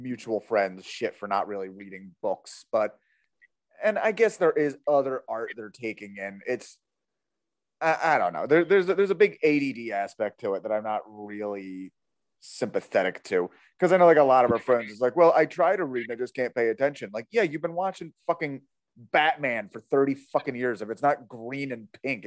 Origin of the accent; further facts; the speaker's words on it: United States; I am American